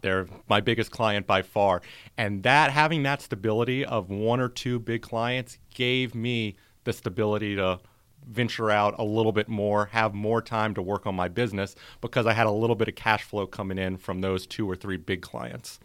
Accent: North Carolina, United States; moved away as an adult; also born or lived in New Orleans, Louisiana; now in Tampa, United States; born there, moved to North Carolina in my elementary school days and then went to college in North Carolina

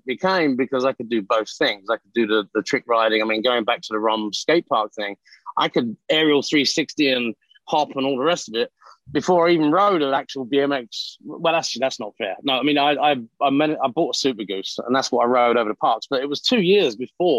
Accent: London, United Kingdom; moved away as an adult; now in United States; I'm from East London

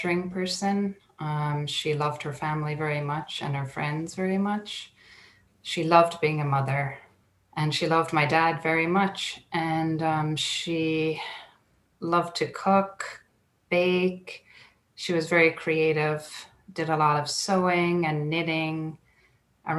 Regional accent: Ireland; moved away as an adult; now in Portland, United States; very traditional to my growing up in Ireland

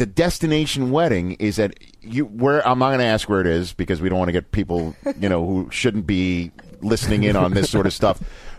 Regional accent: Zanesville, Ohio, United States; We're two people from Zanesville, to use the Ohio, okay? But we're getting married in Mexico.

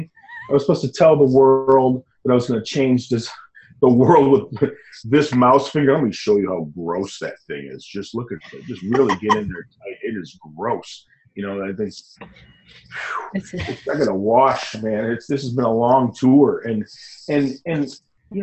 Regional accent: Michigan, United States; moved away as an adult; also born or lived in Detroit; I'm from Michigan. I was raised in Michigan, born in Detroit.

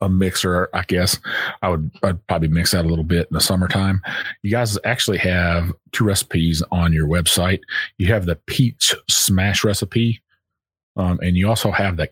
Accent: Texas, United States; now in Kentucky, United States; Texas, my home state

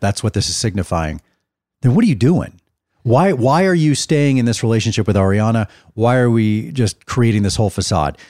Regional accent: Dallas, Texas, United States; I'm actually in my hometown of Dallas, as we said off the top. I'm, I have friends that I grew up with here in Dallas 'cause I lived and grew up in the same area since I was five years old

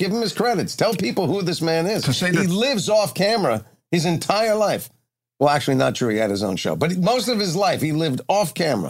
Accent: East Coast, United States; now in Los Angeles, United States; So it's raining out here in Los Angeles. I grew up on the East Coast.

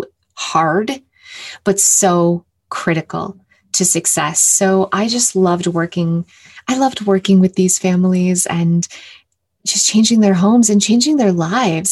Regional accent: Canada; I'm from Canada

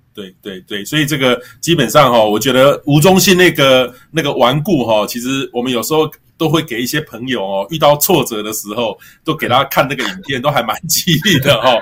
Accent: Miaoli County, Taiwan; 对啊，我是苗栗。 我会讲一些点。

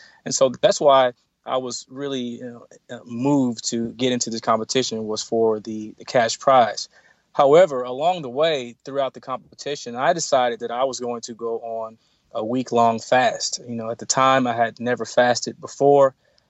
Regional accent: Nashville, Tennessee, United States; it all landed me back here in Nashville, which is my hometown, the town that my mother is from.

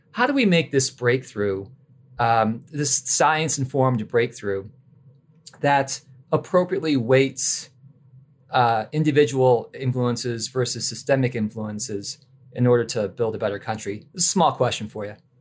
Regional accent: Michigan, United States; I'm from Michigan

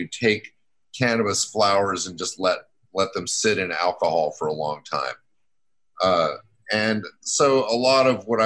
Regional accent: Salt Lake City, Utah, United States; also born or lived in Georgia; now in New York City, United States; I grew up in Salt Lake City

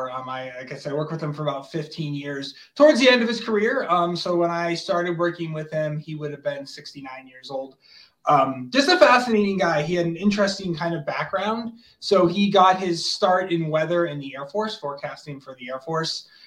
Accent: Plymouth, Massachusetts, United States; moved away; also born or lived in Colorado; I grew up in Massachusetts, but in Plymouth, so right on the water

